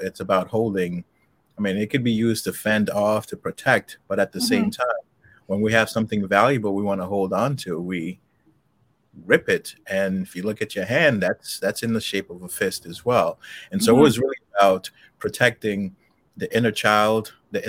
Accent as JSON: {"language": "English", "town": "New York City", "region": "New York", "country": "United States", "tie": "born or raised there", "also_born_or_lived": "Haiti", "said": "I was born in Haiti, but I grew up, you know, about nine till I was about nine, and then I came to the States and I lived in Jamaica, Queens"}